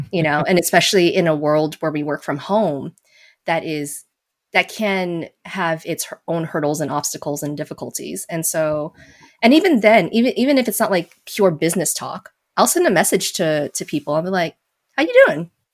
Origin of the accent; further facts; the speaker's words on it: Las Vegas, Nevada, United States; moved away; I was born and raised in Vegas